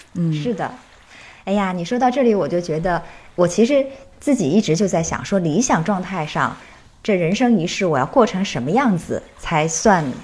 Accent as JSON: {"language": "Chinese", "country": "China", "said": "我作为一个中国人"}